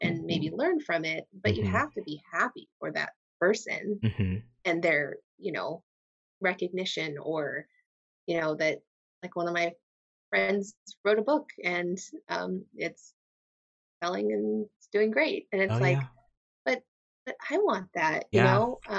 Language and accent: English; Astoria, New York, United States; okay, I did like high school and I did like growing up in Astoria.